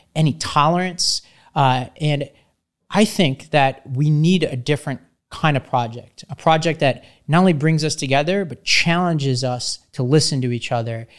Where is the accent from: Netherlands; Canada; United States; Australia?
United States; New York City, New York; I grew up in Staten Island, New York